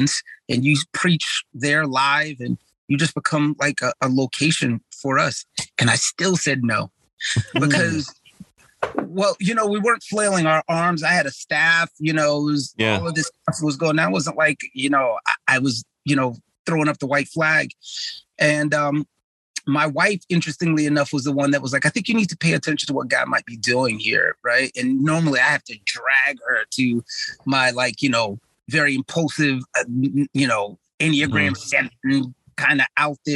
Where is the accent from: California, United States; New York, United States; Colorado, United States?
New York, United States; New York City; I'm from the Bronx